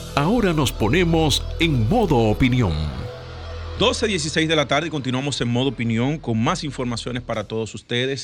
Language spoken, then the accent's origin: Spanish; Dominican Republic; nosotros como dominicanos